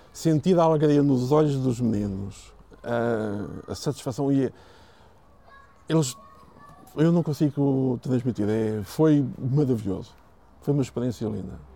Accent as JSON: {"language": "Portuguese", "town": "Sintra", "region": "Lisbon", "country": "Portugal", "said": "a zona de Lisboa, Sintra, que nós temos aqui, eh, tenho muito orgulho na minha terra"}